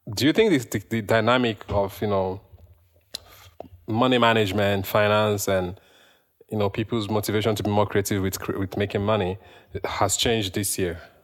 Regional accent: Nigeria; moved away as an adult; now in Canada; me as a Nigerian

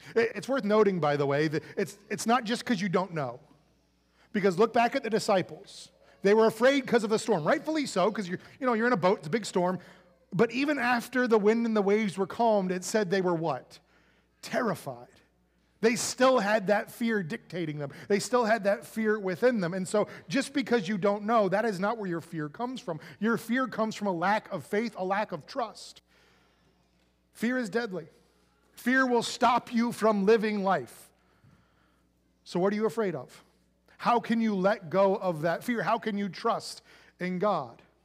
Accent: United States; being an American

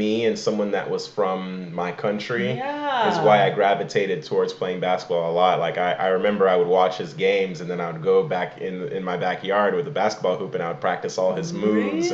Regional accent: Imo, Nigeria; now in United States; I'm from Emo

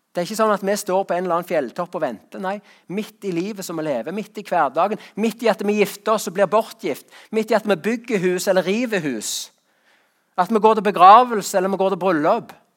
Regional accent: Rogaland, Norway; på gården hjemme på Salte

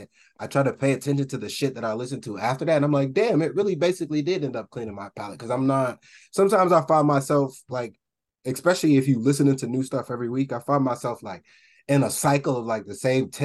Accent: Boston, Massachusetts, United States; moved away; I was technically born and raised in Boston

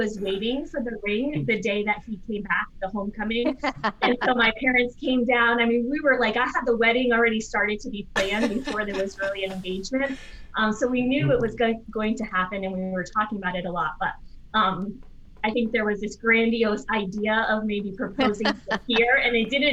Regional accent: Massachusetts, United States; I'm from Massachusetts

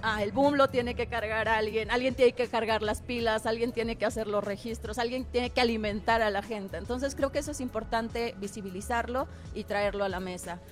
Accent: Durango, Mexico; soy, soy duranguense, soy norteña

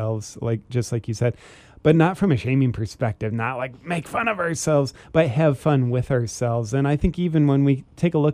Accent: Ohio, United States; moved away; also born or lived in Charleston, South Carolina; I'm originally from Ohio, and I lived in Charleston, South Carolina for a while.

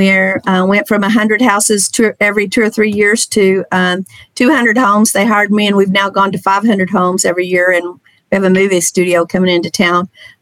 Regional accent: Texas, United States; And that was my hometown. Loved it.

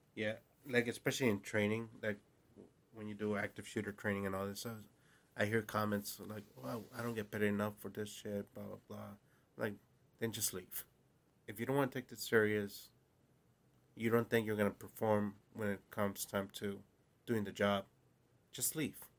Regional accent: West Coast, United States; now in New Jersey, United States; growing up in the West Coast

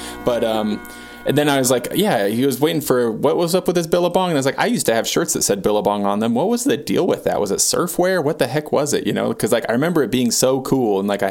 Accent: United States; as an American

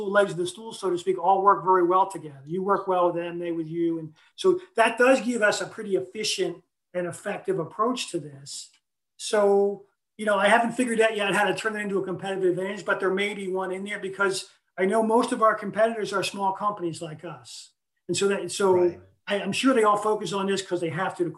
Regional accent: Stone Harbor, New Jersey, United States; Stone Harbor is my hometown

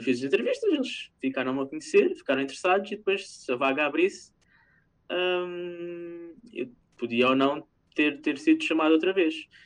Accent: Portugal; moved away as an adult; now in Norway; eu saí de Portugal

